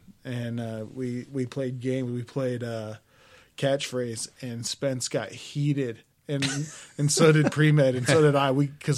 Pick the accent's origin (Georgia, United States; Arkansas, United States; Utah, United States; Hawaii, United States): Utah, United States; Richmond; also born or lived in Northern California; I'm from Richmond, Utah.